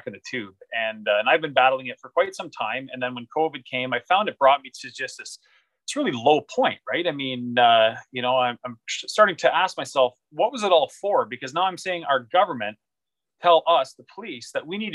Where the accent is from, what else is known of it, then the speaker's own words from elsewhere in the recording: Canada; as a Canadian